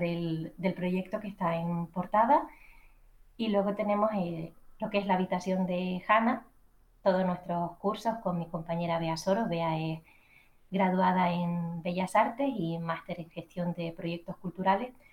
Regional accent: Canary Islands, Spain; accent: Canarian; moved away as an adult; now in Madrid, Spain; antes de dejar mis queridas Islas Canarias, mi acento me delata

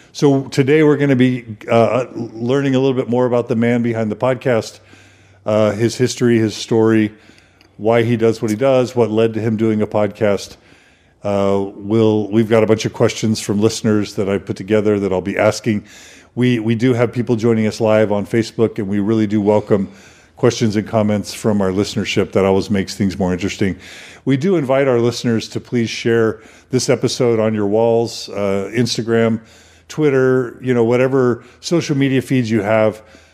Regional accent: Houston, Texas, United States; But I grew up in Houston, and I knew Waco to be this super Baptist town.

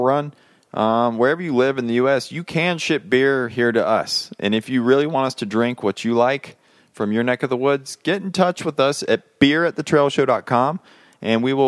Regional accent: about an hour south of Charlotte, North Carolina, United States; now in Colorado, United States; about an hour north of my hometown

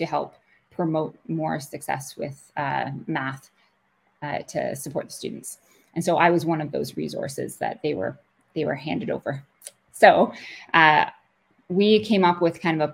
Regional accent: Kingston, Ontario, Canada; I grew up in Kingston and went to school, University at Queen's, for a math degree

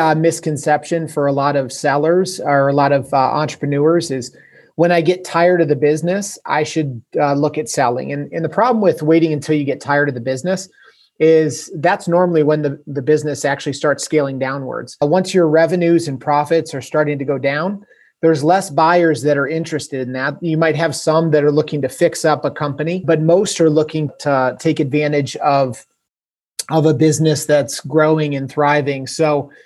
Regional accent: Canton, Ohio, United States; I am from Canton, Ohio, which is about an hour south of Cleveland

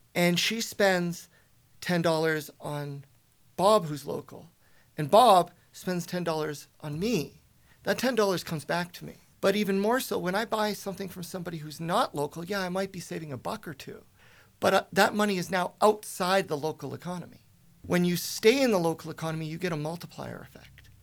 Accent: Spruce Grove, Alberta, Canada; moved away as an adult; also born or lived in Toronto / Ontario; I was born and raised in Spruce Grove

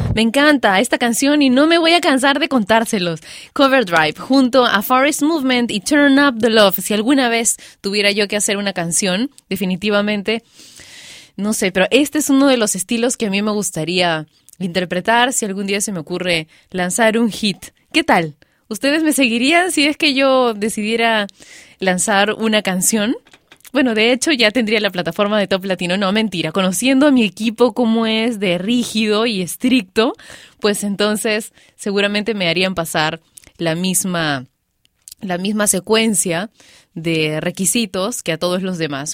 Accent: Peru; yo soy peruana y vivo en Perú

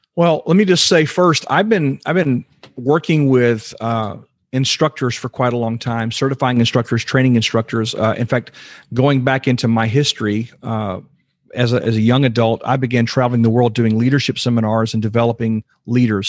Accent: Houston, Texas, United States; I was born and raised in Houston, Texas, and, uh, been in Texas my whole life

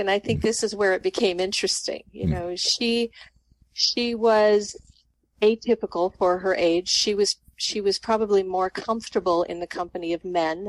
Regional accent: Colorado, United States; also born or lived in Nebraska / Texas / South Dakota; now in Illinois, United States; I grew up in the West. I grew up in Colorado. I'm a mountain girl.

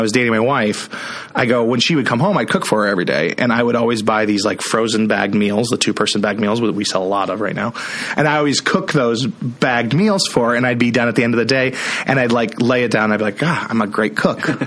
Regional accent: Iowa, United States; I'm from Iowa.

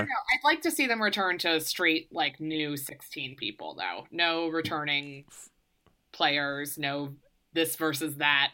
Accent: Maryland, United States; now in New York, United States; I'm from Maryland

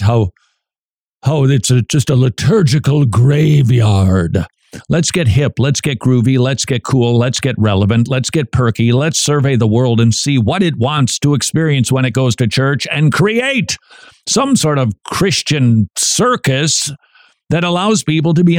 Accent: Minnesota, United States; I'm from Minnesota

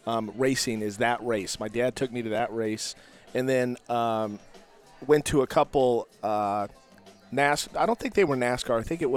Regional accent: Sacramento, California, United States; born there; also born or lived in Salt Lake City; Yeah, I was born in Sacramento. I kind of grew up all over because my dad was with Anheuser-Busch.

